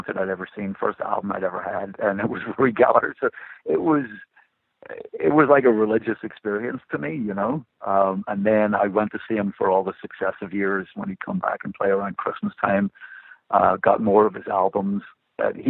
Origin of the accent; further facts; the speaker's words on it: Belfast, Northern Ireland, United Kingdom; I grew up in Belfast in the 1970s